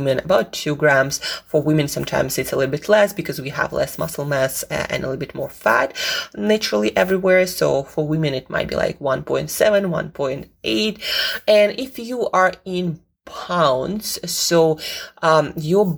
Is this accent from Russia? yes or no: yes; Russia; now in United Kingdom; I'm from Russia